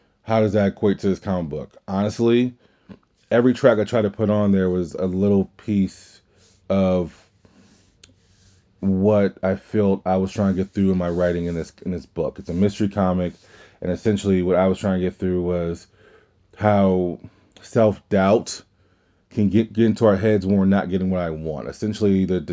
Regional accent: Louisiana, United States; We're all from Louisiana

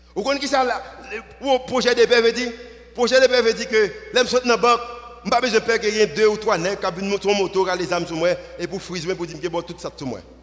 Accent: Haiti; nous venons d'Haïti

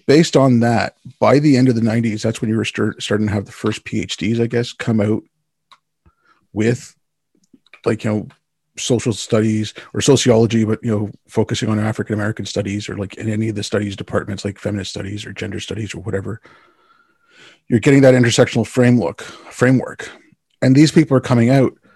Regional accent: Canada

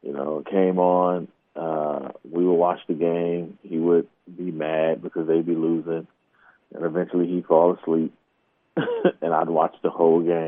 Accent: Oakland, California, United States; I'm from Oakland

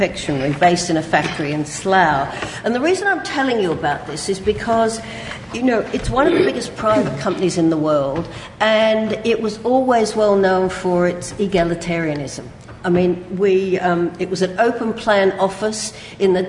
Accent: Australia; accent: Australian; moved away as an adult; now in London, United Kingdom; as you can hear from my accent, some of you, I'm Australian, despite the fact that I've lived here since I did my LSE degree, I haven't lost the accent

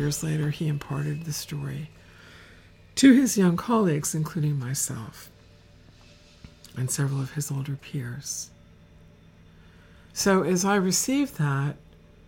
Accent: Northeast, United States; I was from the Northeast

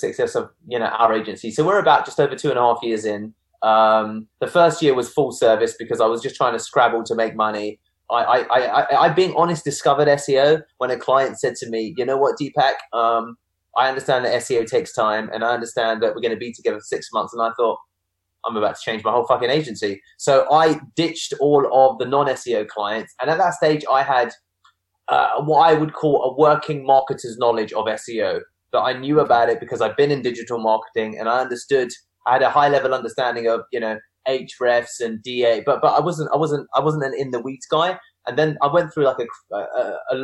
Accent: United Kingdom; I'm British, but I'm also Indian.

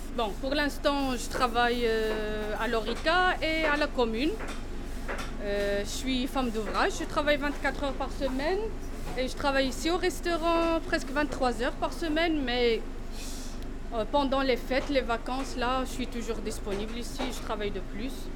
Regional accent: Morocco; now in Belgium; Je suis marocaine

